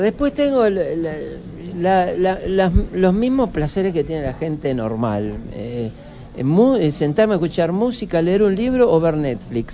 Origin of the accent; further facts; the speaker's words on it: Argentina; todos los que nacimos en Argentina